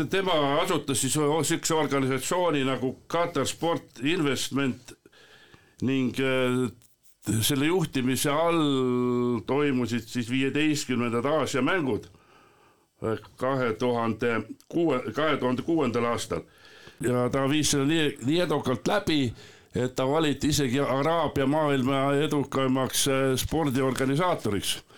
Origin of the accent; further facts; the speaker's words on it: Põltsamaa, Jõgeva County, Estonia; ise olen ka siit Põltsamaa kandist ja eks ka lapsepõlves sai seda jalgpalli mängitud.